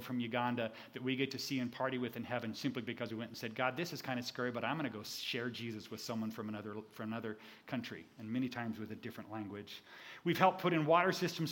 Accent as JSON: {"language": "English", "country": "United States", "said": "I'm the Mzungu, the white face that shows up that the Africans are drawn to because we're from America"}